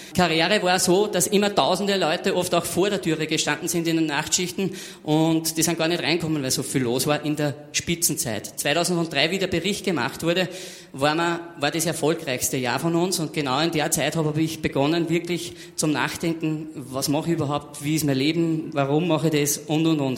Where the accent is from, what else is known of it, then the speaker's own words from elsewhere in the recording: Austria; Also ich bin damals in der dritten Klasse, Hauptschule war das bei uns in Österreich